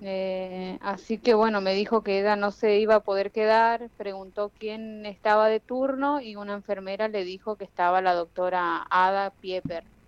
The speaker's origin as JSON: {"language": "Spanish", "town": "Jardín América", "region": "Misiones", "country": "Argentina", "said": "yo soy de Jardín América Misiones"}